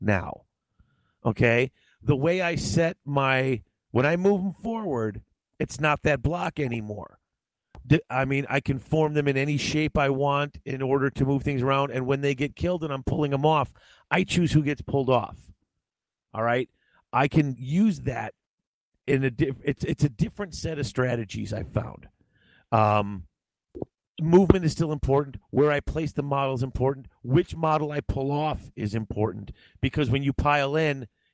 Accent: Midwest, United States; I'm from the Midwest

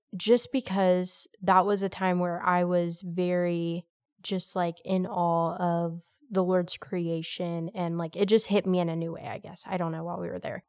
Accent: United States; I'm very American to my core

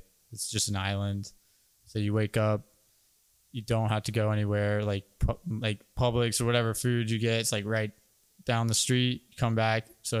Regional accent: Orlando, Florida, United States; moved away as an adult; also born or lived in Jacksonville, Florida; now in Fernandina Beach, United States; I'm originally from Orlando, moved to Jacksonville for college, and then moved up to Fernandina.

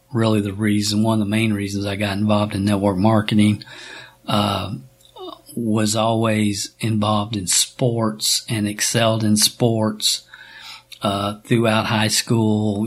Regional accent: Stamping Ground, Kentucky, United States; I'm a kid from Stamping Ground, Kentucky, population 400

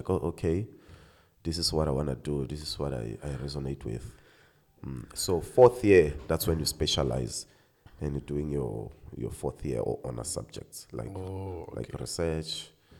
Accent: Bushbuckridge, Mpumalanga, South Africa; moved away as an adult; also born or lived in Western Cape; In a small town called Bushbuck Ridge. No, it's not small anymore. Yeah. But anyway, it is like in the, you know, is it northeastern region of Mpumalanga? So, yes. That's where I'm from. That's where I grew up.

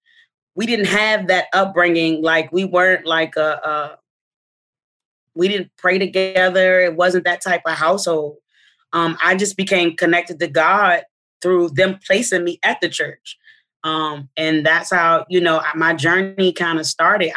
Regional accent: Arlington, Virginia, United States; I grew up in Arlington, Virginia

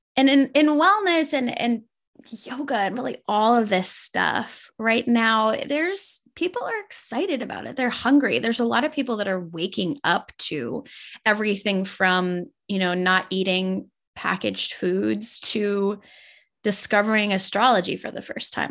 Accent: Minnesota, United States; I grew up in Minnesota and it was a really small town.

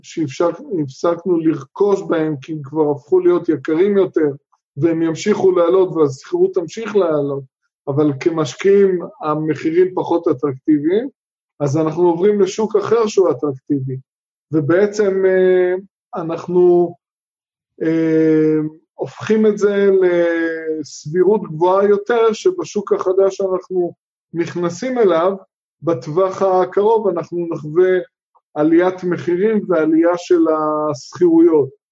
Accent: Israel

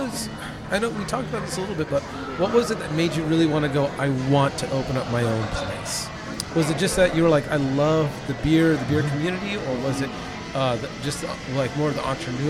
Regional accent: California, United States; now in Texas, United States; when I got to Texas near 5 years ago, I think it'd be 5 years in February. I came from California

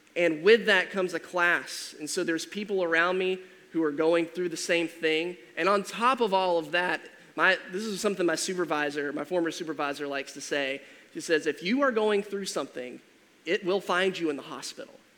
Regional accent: Georgia, United States; moved away; I'm originally from Georgia, and so we had like 20 acres total

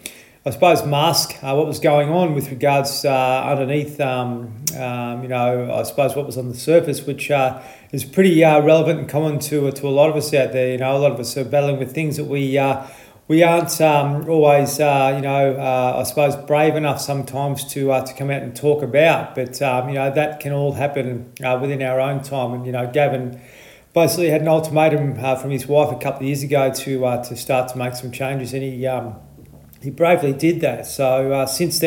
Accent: Victoria, Australia; moved away; I'm from Victoria

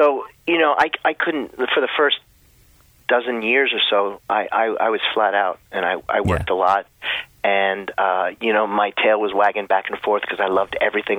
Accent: Allentown, Pennsylvania, United States; born or raised there; moved away

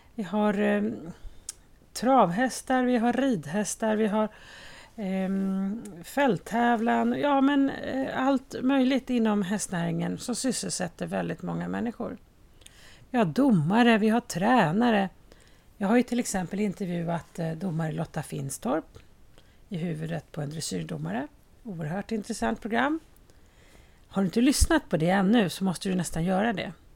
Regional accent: Haninge, Stockholm County, Sweden; på Berga i Haninge där jag kommer ifrån

